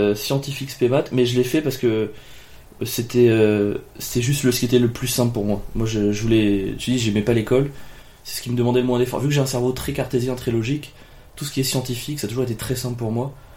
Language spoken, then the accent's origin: French; Ardèche, Auvergne-Rhône-Alpes, France; moved away as an adult; also born or lived in Cagnes-sur-Mer; j'étais d'Ardèche